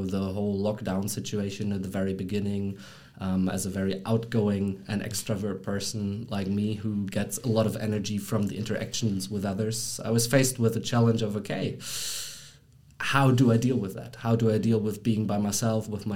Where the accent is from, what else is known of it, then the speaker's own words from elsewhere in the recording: Germany; moved away as an adult; now in Brussels, Belgium; I'm born and raised in Germany